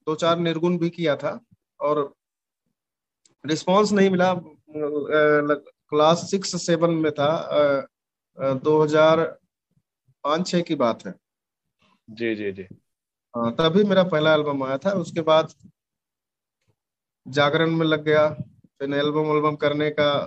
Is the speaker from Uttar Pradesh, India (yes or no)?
yes; Uttar Pradesh, India; क्योंकि मैं अवध से हूँ और थोड़ा भोजपुरी और अवधि मिलता जुलता भाषा है